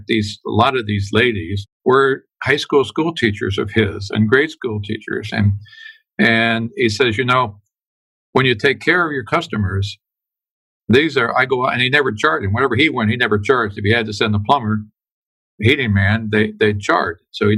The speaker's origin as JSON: {"language": "English", "town": "Chillicothe", "region": "Ohio", "country": "United States", "tie": "born or raised there", "said": "I grew up in Chillicothe, Ohio, southern Ohio"}